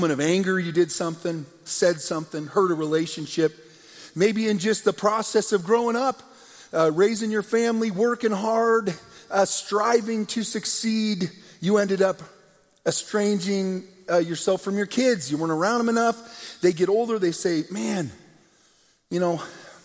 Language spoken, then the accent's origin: English; United States; Two young men, growing up in America